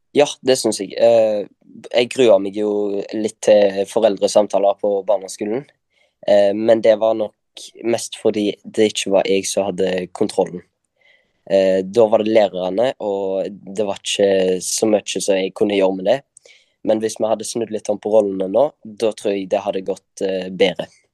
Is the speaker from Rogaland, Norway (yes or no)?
yes; Kopervik, Rogaland, Norway; jeg kommer også fra Karmøy. Eh, Kopervik, nærmere bestemt